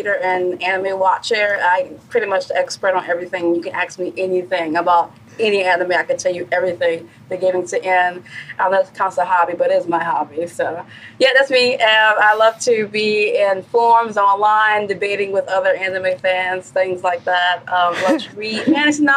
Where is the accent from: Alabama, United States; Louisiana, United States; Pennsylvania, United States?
Louisiana, United States; New Orleans; I am from New Orleans and currently working in New Orleans